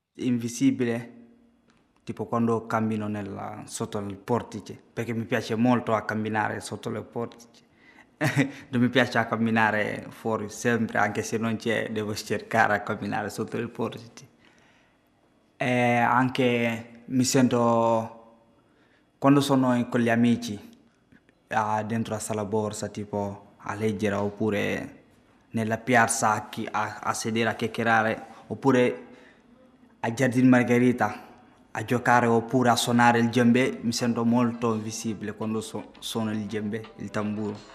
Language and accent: Italian; Gambia; Italian is a second language; now in Bologna, Italy; vengo dal Gambia